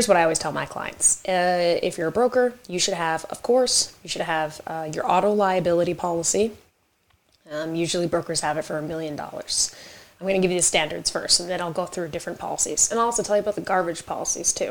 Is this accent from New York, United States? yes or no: yes; New York, United States; I am a New Yorker, so I speak very quick.